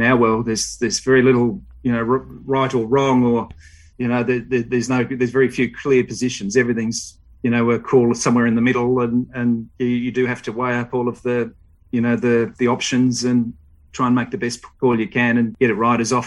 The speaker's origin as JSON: {"language": "English", "town": "Melbourne", "region": "Victoria", "country": "Australia", "tie": "born or raised there", "said": "I grew up in Vermont, out in the eastern suburbs"}